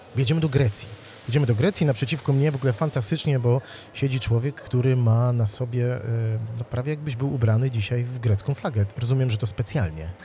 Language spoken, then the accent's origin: Polish; Wrocław, Lower Silesian Voivodeship, Poland; jak ja byłem małym chłopcem, ja mieszkałem we Wrocławiu